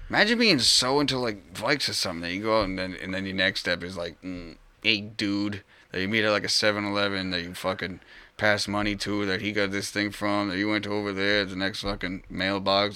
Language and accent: English; Rhode Island, United States; I was born raised Rhode Island. I left like twice